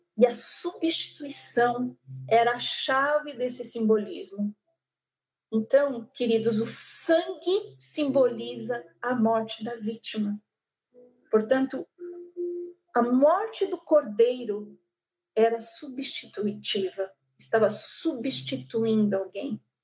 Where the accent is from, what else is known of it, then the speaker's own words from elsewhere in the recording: Brazil; eu sou do Brasil